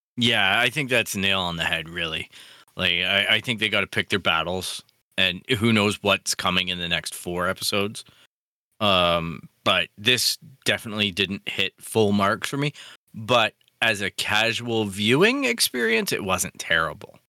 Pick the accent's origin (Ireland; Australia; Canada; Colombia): Canada; as a Canadian